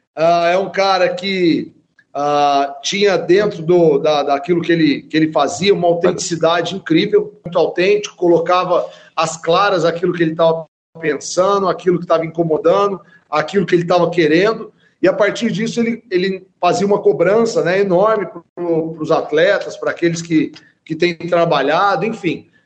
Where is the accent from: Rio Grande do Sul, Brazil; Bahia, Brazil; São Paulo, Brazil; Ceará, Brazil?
São Paulo, Brazil; Franca; also born or lived in Uberlândia / Rio de Janeiro; hoje aqui em Franca, né, que é onde eu nasci